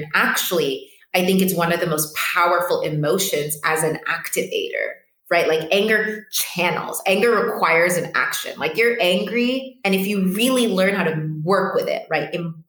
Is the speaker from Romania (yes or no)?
no; Addis Ababa, Ethiopia; also born or lived in Lisbon, Portugal; now in Cape Verde; And I was born in Lisbon, Portugal. I grew up in Addis Ababa, Ethiopia. My mom is Cape Verdean, which is where I am right now. And my dad is Mozambican.